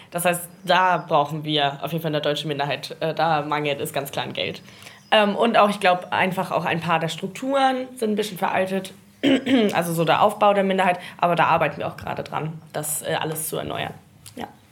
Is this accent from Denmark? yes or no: yes; North Schleswig, Southern Denmark, Denmark; Ich sehe mich eher so als Nordschleswigerin und im Grenzland aufgewachsen